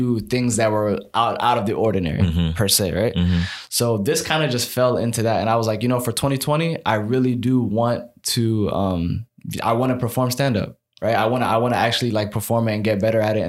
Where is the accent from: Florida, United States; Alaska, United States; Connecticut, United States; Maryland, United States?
Maryland, United States; Silver Spring; also born or lived in Egypt; I'm from Silver Spring, Maryland